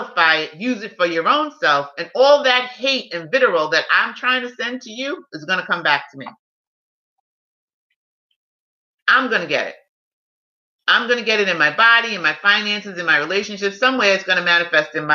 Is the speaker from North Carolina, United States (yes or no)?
no; New York City, New York, United States; I'm a New Yorker